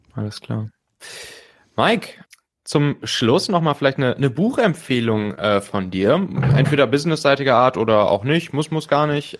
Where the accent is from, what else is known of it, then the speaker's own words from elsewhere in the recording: Rhineland, Germany; in meiner Heimat, dem Rheinland